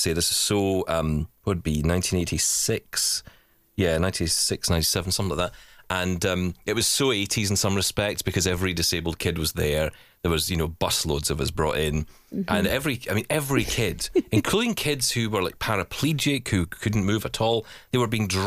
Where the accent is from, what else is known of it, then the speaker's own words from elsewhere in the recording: Scotland, United Kingdom; I am Scottish